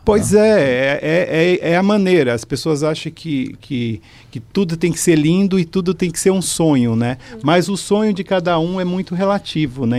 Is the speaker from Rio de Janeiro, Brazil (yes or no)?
no; São Paulo, Brazil; Eu sou da periferia né, de São Paulo